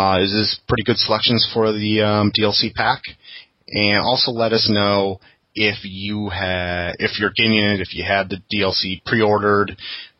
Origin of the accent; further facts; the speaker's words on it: Minnesota, United States; now in San Francisco area, United States; I grew up there